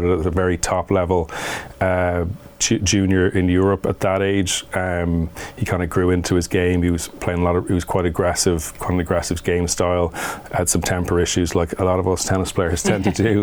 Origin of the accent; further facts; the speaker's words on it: Ireland; growing up in Ireland, we would have grown up on an AstroTurf court